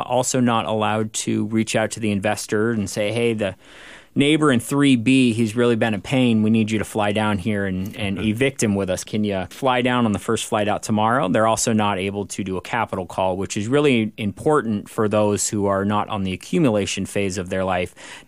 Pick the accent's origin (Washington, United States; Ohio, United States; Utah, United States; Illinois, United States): Washington, United States; Everett; now in Bellevue, United States; I was born and raised here in Everett, now live in Bellevue